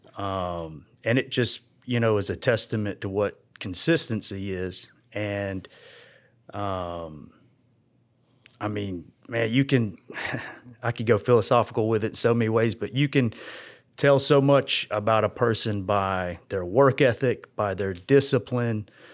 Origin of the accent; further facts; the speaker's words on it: Georgia, United States; I grew up out here in this area, in Georgia.